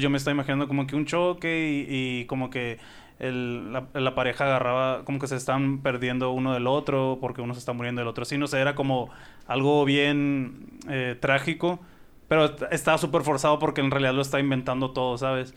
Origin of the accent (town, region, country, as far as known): Sonora, Mexico